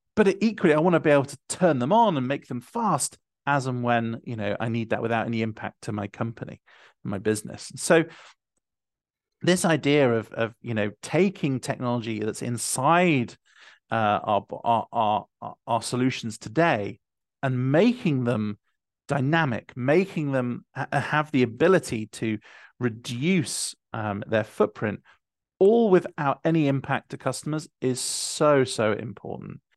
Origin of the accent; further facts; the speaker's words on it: United Kingdom; I'm being from the United Kingdom